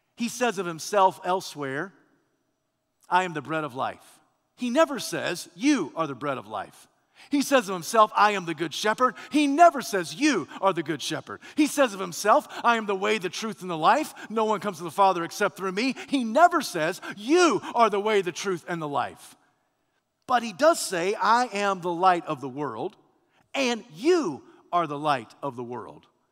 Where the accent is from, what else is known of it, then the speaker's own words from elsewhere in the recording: United States; I'm a man, I'm a preacher, I'm an American